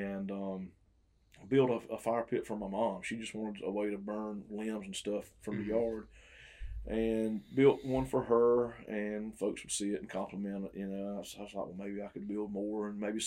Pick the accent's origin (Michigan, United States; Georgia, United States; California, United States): Georgia, United States; Twin City; also born or lived in Nashville, Tennessee; Born and raised in Emanuel County, grew up in Twin City, went to ECI